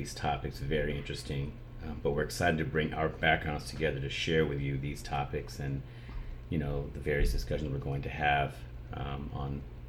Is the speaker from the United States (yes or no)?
yes; Tucson, Arizona, United States; also born or lived in Florida / Michigan; now in Las Vegas, United States; Growing up in Tucson, you know, 110 degree heat with no humidity is fine.